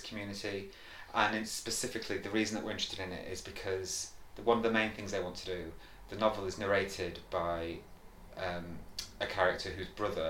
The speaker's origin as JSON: {"language": "English", "area": "the Northwest", "region": "North West England", "country": "United Kingdom", "tie": "born or raised there", "said": "I grew up in the Northwest, and my parents have lived in Morecambe and around Morecambe Bay"}